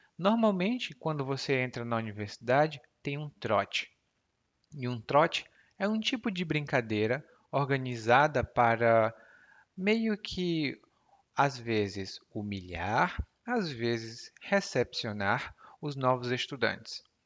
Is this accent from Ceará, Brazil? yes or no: yes; Ceará, Brazil; accent: Cearense Portuguese dialect; o meu dialeto do português, porque lá no Ceará a gente fala